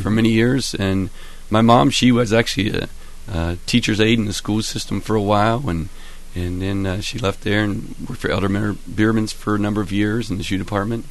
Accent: Albany, Ohio, United States; Well, I was raised in Albany, so I'm an Athens County native.

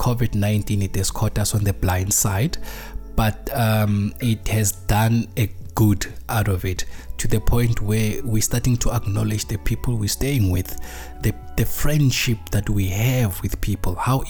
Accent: South Africa; being a South African

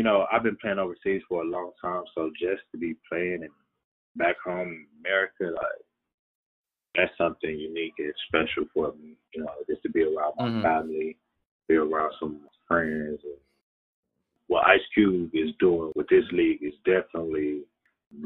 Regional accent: Milwaukee, Wisconsin, United States; I'm from Milwaukee

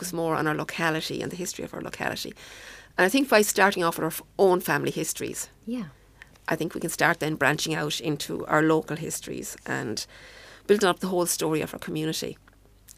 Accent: Killashee, Leinster, Ireland; I'm originally from Killeshee in County Longford

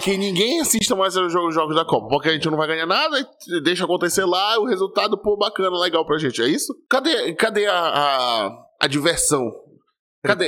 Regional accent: Brazil; a gente, como brasileiro, a gente tem esse clamor pelo futebol

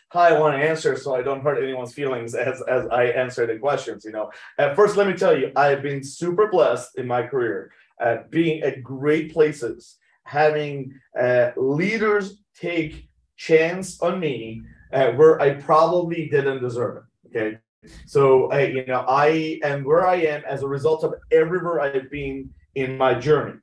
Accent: Tehran, Tehran Province, Iran; moved away; I was born in Iran, Tehran

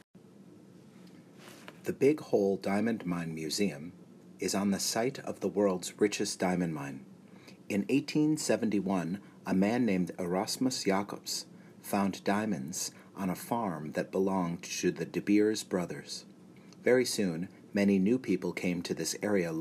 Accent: United States; also born or lived in Kimberley, South Africa; I was born in the United States

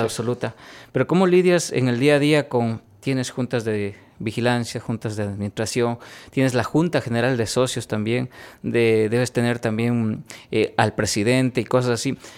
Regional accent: Ecuador; he podido sacar pecho diciendo que vengo de Ecuador

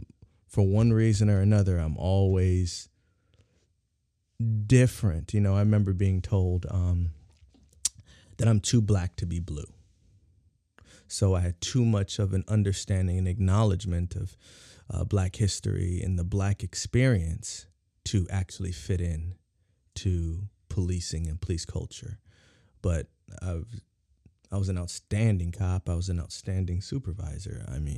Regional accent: San Diego, California, United States; You know, growing up in San Diego, California is, SoCal is gang heavy.

